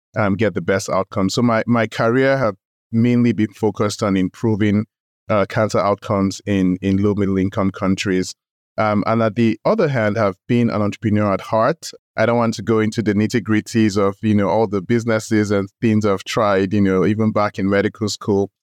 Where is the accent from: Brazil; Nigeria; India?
Nigeria; moved away as an adult; also born or lived in United States; I grew up in Nigeria, went to medical school in Nigeria.